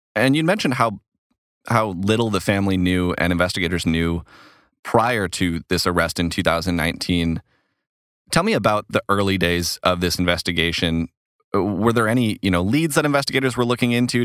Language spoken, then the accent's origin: English; Stillwater, Minnesota, United States; accent: Minnesota; moved away; I'm a, a Minnesotan. I'm actually from the Stillwater area